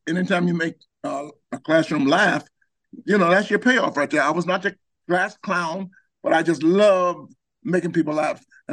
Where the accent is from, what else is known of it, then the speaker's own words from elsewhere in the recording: Georgia, United States; I'm from Georgia